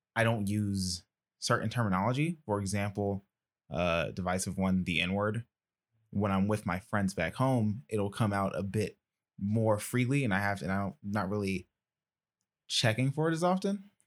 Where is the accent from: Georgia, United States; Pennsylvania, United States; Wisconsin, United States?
Georgia, United States; Decatur; I'm from Decatur